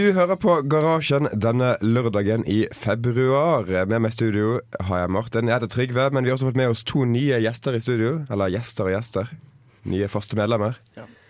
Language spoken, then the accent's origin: Norwegian; Bergen, Vestland, Norway; moved away; hjemme i Bergen